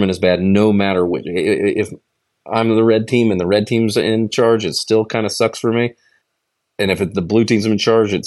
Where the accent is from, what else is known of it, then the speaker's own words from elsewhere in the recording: United States; as an American